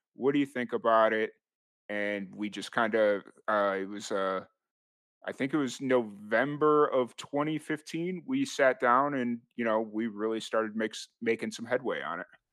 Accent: Chicago, Illinois, United States; moved away as an adult; also born or lived in Roswell, New Mexico; I'm originally from Chicago, or the south side of Chicago.

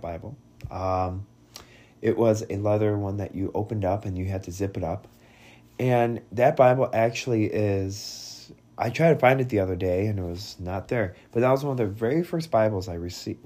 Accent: Bend, Oregon, United States; also born or lived in Vladikavkaz, Russia; we grew up, and during my time in Bend, Oregon

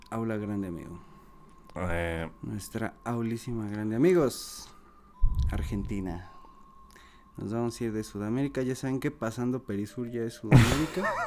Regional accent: Mexico; sí cuesta más siendo mexicano porque obviamente un brasileño, un argentino, un uruguayo y están más probados

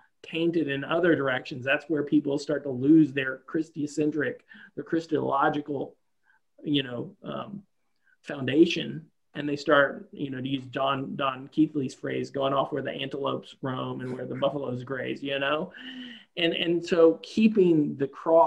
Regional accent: the South, United States; I grew up Southern Baptist in the South for the most part.

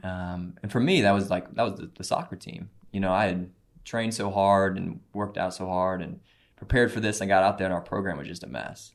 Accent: Cape Girardeau, Missouri, United States; I grew up in Cape Girardeau, Missouri.

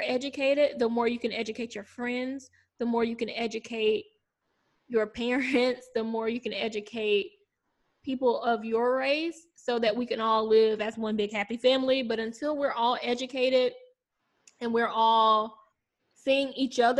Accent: South Carolina, United States; I'm from South Carolina

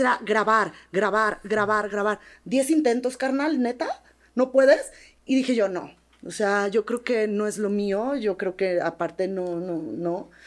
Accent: Sinaloa, Mexico; moved away; en Sinaloa somos tomateras de Culiacán, pero de hueso colorado

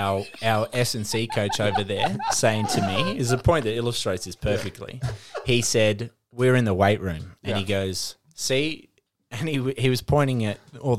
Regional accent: Australia; moved away as an adult; we grew up in Australia where we play more modern style.

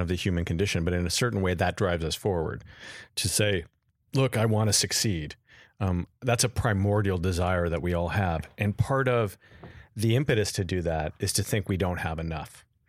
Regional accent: Los Angeles, California, United States; also born or lived in Beverly Hills; I grew up in Encino.

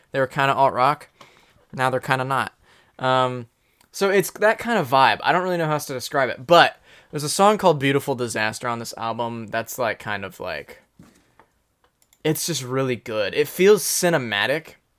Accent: Anderson, Indiana, United States; He grew up in Anderson, um, just like I did

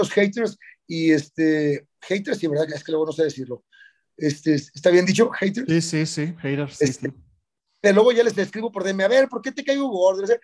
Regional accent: Ciudad Juárez, Chihuahua, Mexico; Yo soy de Ciudad Juárez.

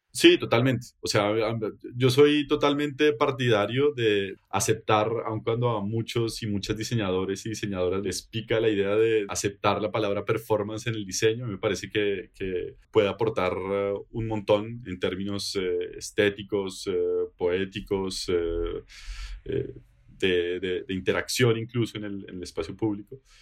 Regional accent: Bogotá, Colombia; moved away as an adult; also born or lived in Netherlands / Genk, Belgium; now in Belgium; Yo vengo de Bogotá, Colombia

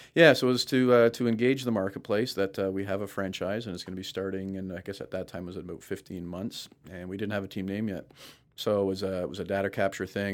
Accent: Brampton, Ontario, Canada; also born or lived in Florida; now in Toronto, Canada; my hometown

